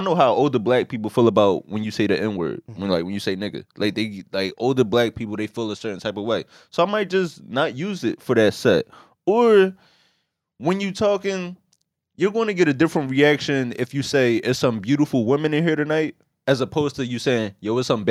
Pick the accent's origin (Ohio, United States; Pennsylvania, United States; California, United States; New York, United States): Pennsylvania, United States; Philadelphia; I'm a comedian, but I'm also from West Philly